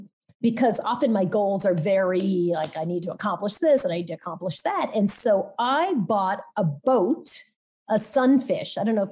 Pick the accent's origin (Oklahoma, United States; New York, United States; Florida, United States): New York, United States; Long Island; I grew up in Long Island, so I don't know where I got this voice.